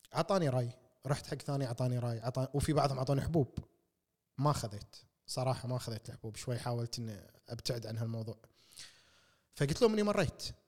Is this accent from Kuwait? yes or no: yes; Kuwait; احنا ككويتيين